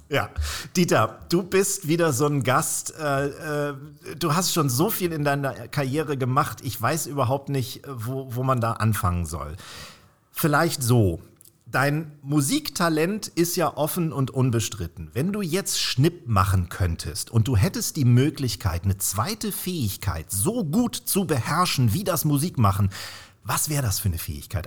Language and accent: German; Northern Germany, Germany; bei uns in Norddeutschland